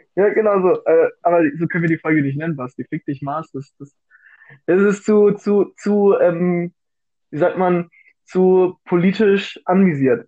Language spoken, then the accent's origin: German; Bavaria, Germany; ich komme aus Bayern